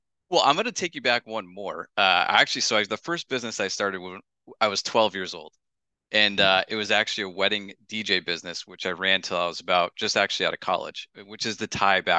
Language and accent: English; Northeast, United States; I grew up in the Northeast and I didn't want to go to Phoenix.